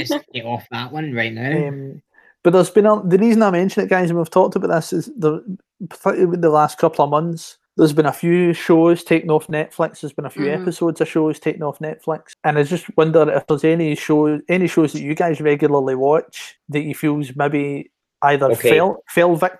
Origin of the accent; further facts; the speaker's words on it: Scotland, United Kingdom; we're all Scottish people.